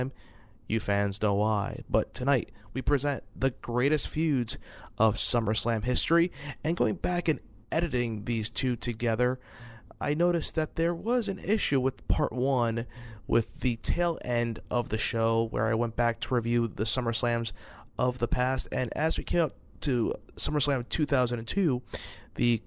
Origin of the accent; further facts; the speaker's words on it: Brooklyn, New York, United States; Hailing from my hometown, Brooklyn, New York